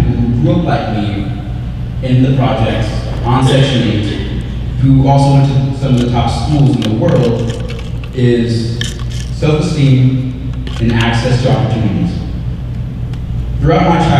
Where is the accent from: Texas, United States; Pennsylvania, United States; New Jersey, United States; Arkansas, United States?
Arkansas, United States; Texarkana; moved away as an adult; growing up in Texarkana